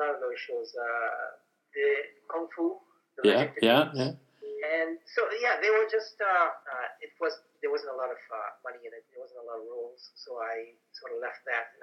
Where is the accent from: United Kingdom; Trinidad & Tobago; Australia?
Trinidad & Tobago; now in Canada; I was born in Trinidad